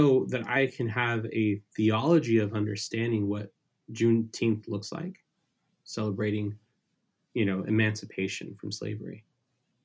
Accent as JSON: {"language": "English", "region": "Southern California", "country": "United States", "tie": "born or raised there", "first_language": "Spanish", "second_language": "English", "said": "I grew up with in Southern California"}